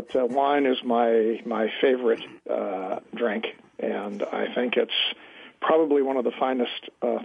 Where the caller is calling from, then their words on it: San Francisco, California, United States; I'm calling from just right near San Francisco, and I'm sitting in my home office